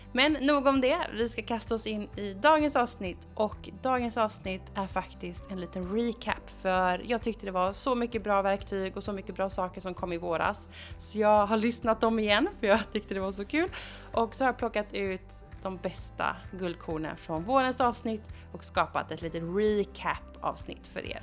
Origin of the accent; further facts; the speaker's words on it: Gothenburg, Västra Götaland, Sweden; jag som göteborgare